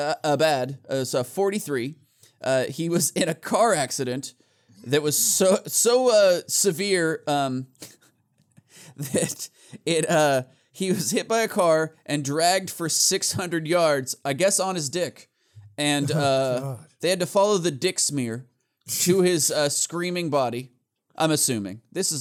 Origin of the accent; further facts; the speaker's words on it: Australia; says Natch Twambo because we're Australian. And it sounds Australian.